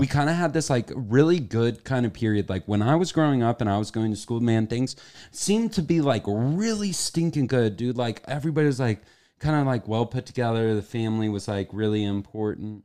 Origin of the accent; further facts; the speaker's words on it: Kansas, United States; I'm from the Midwest, Kansas